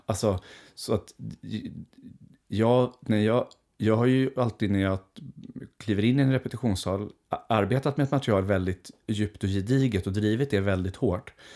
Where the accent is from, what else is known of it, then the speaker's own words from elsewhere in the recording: Skogås, Stockholm County, Sweden; där växte jag upp tillsammans med min mamma